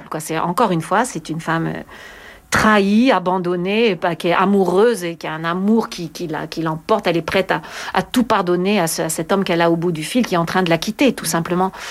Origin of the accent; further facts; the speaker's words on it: France; Je trouve que c'est tellement indispensable en tant que française quand je chante ce genre de répertoire.